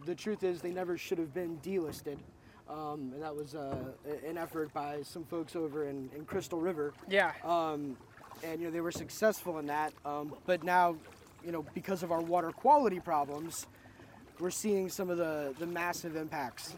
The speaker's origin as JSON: {"language": "English", "region": "North Florida", "country": "United States", "tie": "born or raised there", "said": "I grew up in North Florida"}